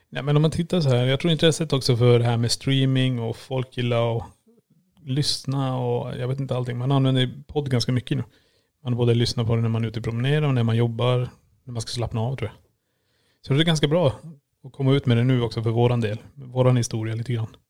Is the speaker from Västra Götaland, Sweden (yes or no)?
no; Kiruna, Norrbotten County, Sweden; moved away; född och uppvuxen i Kiruna